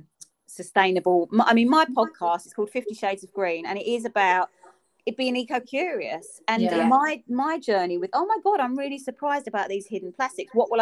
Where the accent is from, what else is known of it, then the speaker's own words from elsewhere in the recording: London, United Kingdom; accent: almost Cockney; I'm almost Cockney